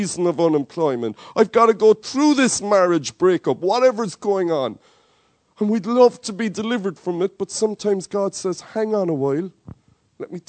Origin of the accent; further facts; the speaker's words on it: Cork, Munster, Ireland; accent: Cork; my Cork accent is kicking through